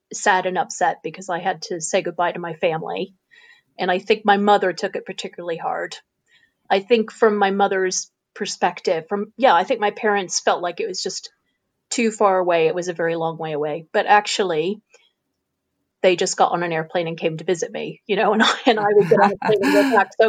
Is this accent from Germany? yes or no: no; Illinois, United States; now in United Kingdom; I'm from Illinois, which is in the mm-hmm. American Midwest. So I'm from the middle and people often refer to it as flyover country. I come from a I come from a very rural part of the Midwest where there is, are hundreds of miles of cornfields